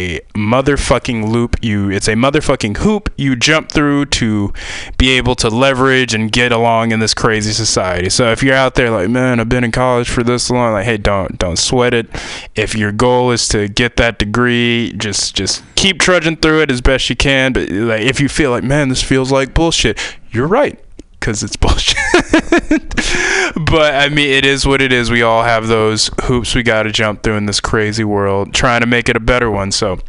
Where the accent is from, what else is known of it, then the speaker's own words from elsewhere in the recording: Tennessee, United States; I mean, I'm from Tennessee. I went to school in the middle of nowhere, Ohio, probably one of the most beautiful campuses in the world.